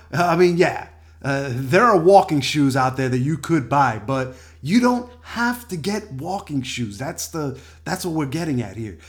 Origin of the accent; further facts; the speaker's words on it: New York City, New York, United States; moved away as an adult; also born or lived in Washington, D.C.; now in California, United States; New York City, my hometown